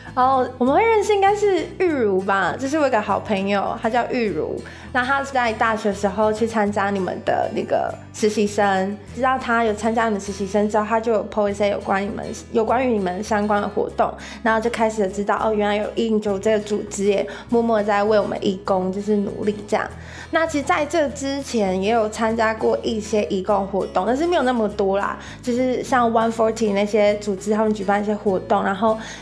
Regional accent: Taiwan; 跟我们台湾人互动

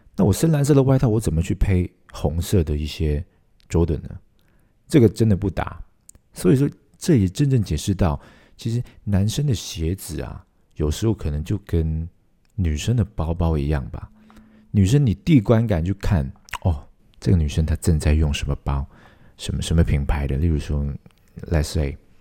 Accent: Hong Kong; 我是香港人

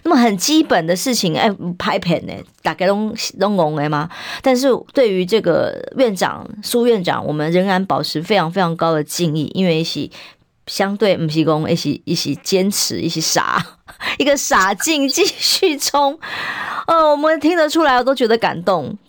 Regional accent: Taiwan; 然后害呀害呀害我们台湾人民的命

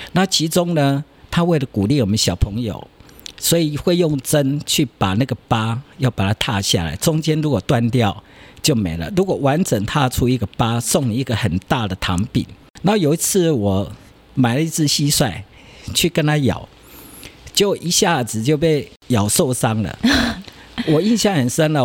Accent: Tainan, Taiwan; 我妈妈是安平人，嗯。所以我从小很多地方都在安平

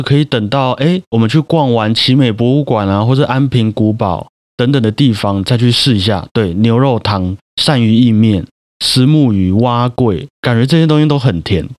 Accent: Taiwan; 这个都是也是身为台湾人一辈子应该要去吃的地方嘛。

